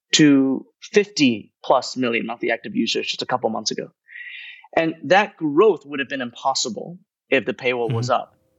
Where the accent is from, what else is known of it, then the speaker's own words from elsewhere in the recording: United States; moved away as an adult; now in Hong Kong; the newspapers that I grew up reading in the United States.